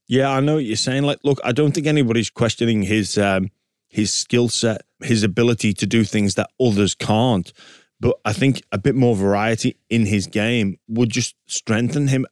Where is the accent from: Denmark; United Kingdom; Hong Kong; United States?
United Kingdom; England; now in Australia; me, as an Englishman